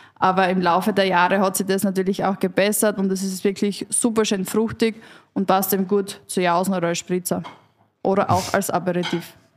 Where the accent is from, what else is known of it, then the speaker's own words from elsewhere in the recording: West Styria, Austria; ich komme aus der Weststeiermark